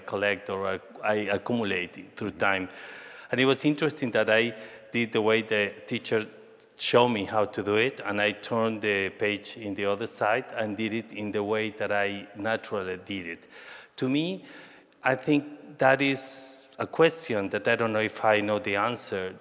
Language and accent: English; Mexico City, Mexico; English is a second language; moved away as an adult; also born or lived in Colima / New York; I was born in Mexico City and lived all my life in Mexico City, even that all my family is from Colima.